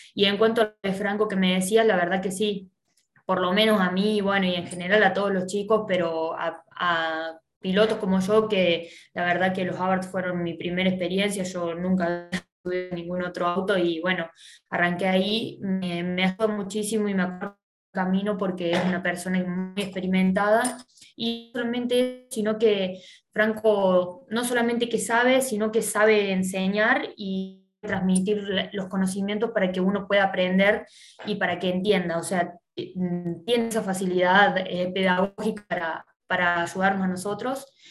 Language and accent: Spanish; Del Campillo, Córdoba, Argentina; moved away as an adult; el pueblo del que yo soy, del Campillo